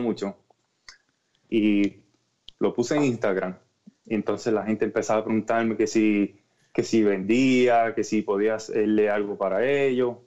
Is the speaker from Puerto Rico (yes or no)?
yes; Orocovis, Puerto Rico; moved away; yo soy de Orocovi